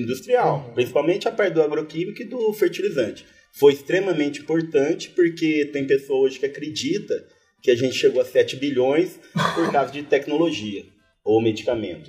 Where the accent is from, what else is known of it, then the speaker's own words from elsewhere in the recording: Batatais, São Paulo, Brazil; moved away as an adult; also born or lived in Piauí / Pombal; now in Areia, Brazil; eu sou do interior de São Paulo, sou da cidade que chama Batatais, é perto de Ribeirão Preto, ali nordeste do estado de São Paulo.